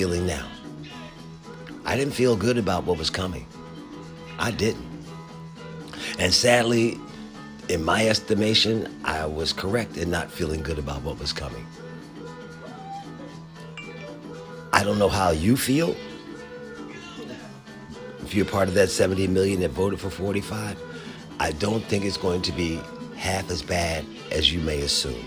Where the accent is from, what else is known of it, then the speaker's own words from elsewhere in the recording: Philadelphia, Pennsylvania, United States; now in Washington, D.C. area, United States; my hometown, right around the Civic Center in Philadelphia, Pennsylvania